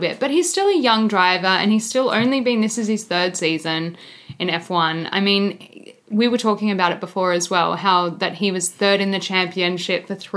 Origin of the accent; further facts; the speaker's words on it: Australia; as an Aussie